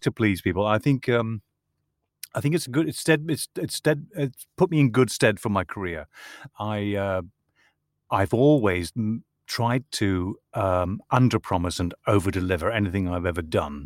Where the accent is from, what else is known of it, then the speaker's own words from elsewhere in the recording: Northern Ireland, United Kingdom; I'm from Northern Ireland